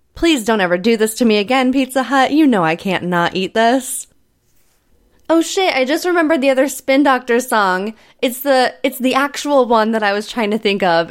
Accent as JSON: {"language": "English", "town": "Altoona", "region": "Iowa", "country": "United States", "tie": "born or raised there", "moved": "yes", "said": "my hometown of Altoona"}